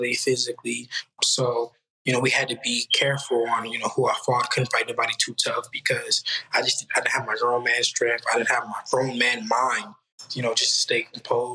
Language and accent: English; Oakland, California, United States; I'm from Oakland